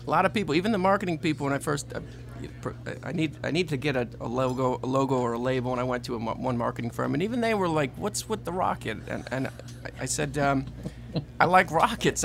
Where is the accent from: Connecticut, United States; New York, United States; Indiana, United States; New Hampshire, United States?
Connecticut, United States; moved away as an adult; now in Louisiana, United States; I've come from Connecticut, grew up, born and raised in Connecticut, came down here early 2000